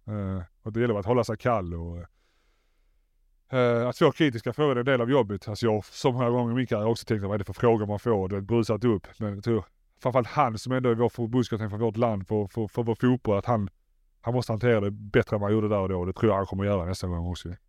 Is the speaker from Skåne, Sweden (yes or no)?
yes; Malmö, Skåne, Sweden; moved away as an adult; also born or lived in England; jag är från Malmö